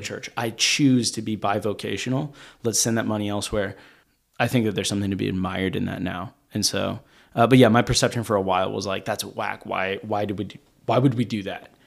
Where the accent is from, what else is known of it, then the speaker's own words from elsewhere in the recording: Arkansas, United States; I grew up in Arkansas